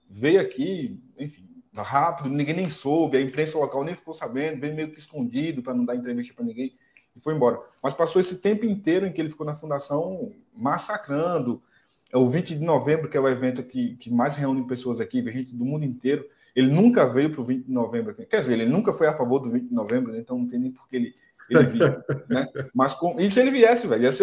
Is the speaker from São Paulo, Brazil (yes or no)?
no; União dos Palmares, Alagoas, Brazil; Nós somos de União dos Palmares.